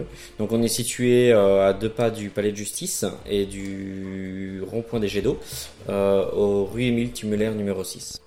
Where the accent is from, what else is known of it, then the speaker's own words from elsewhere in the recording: France; moved away as an adult; now in Charleroi, Belgium; je viens de France